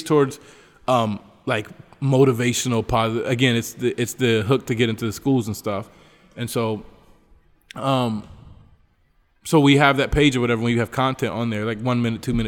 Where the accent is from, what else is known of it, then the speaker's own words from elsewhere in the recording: United States; also born or lived in Trinidad, Bolivia; now in Bolivia; I'm from the United States